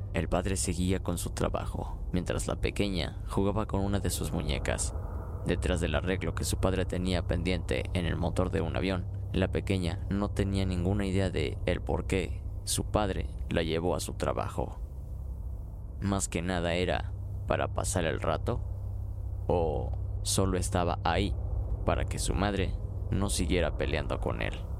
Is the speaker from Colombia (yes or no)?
no; Aguascalientes, Mexico; mi ciudad natal, Aguascalientes.